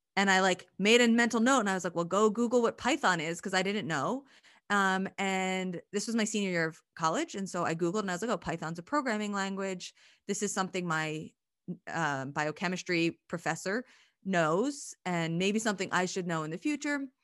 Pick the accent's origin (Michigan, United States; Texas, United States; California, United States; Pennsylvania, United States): Pennsylvania, United States; moved away; I'm from Pennsylvania